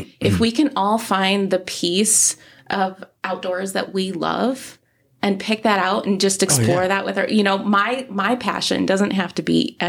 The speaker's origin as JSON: {"language": "English", "region": "Midwest", "country": "United States", "said": "We moved to this state and we were like, oh, wow, you can do this year round. We came from the Midwest. You can't camp year round."}